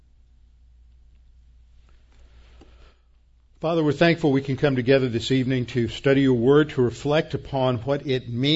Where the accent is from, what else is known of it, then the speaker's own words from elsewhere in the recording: United States; we as American evangelicals